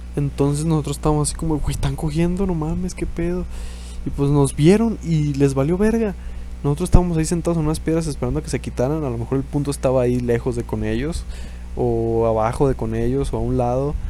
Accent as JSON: {"language": "Spanish", "country": "Mexico", "said": "Estamos en México"}